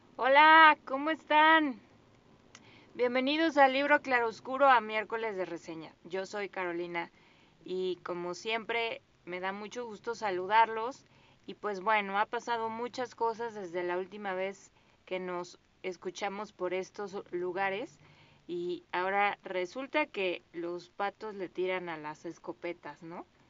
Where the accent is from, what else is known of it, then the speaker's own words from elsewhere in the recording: Mexico; nosotros como mexicanos